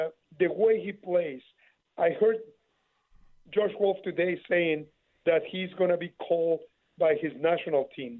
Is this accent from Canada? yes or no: no; Mexico City, Mexico; I'm from Mexico City